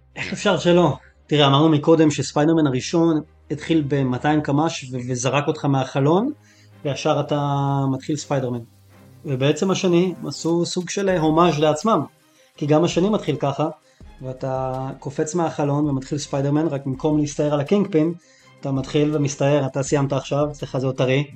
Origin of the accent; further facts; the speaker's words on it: Israel; בתור ישראלי